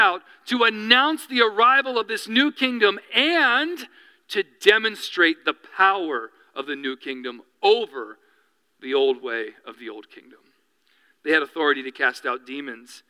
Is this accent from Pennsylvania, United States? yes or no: yes; Reading, Pennsylvania, United States; now in New York, United States; We grew up outside of Reading, Pennsylvania, which is real close to, I was in between Philadelphia and Reading